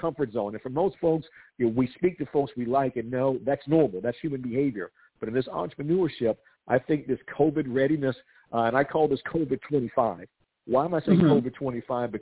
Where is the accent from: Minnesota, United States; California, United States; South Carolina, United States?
South Carolina, United States; my home state of South Carolina